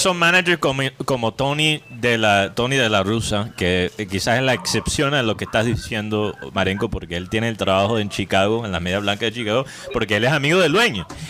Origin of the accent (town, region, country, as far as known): Barranquilla, Atlántico, Colombia